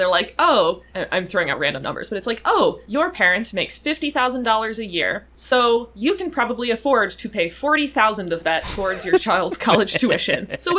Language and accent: English; North Carolina, United States; born or raised there; moved away as an adult